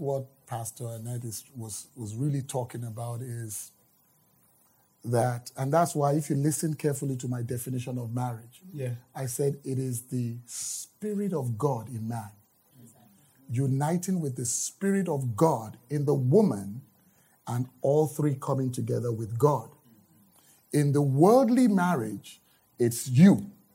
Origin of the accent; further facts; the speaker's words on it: Nigeria; moved away; I'm from Nigeria right. originally.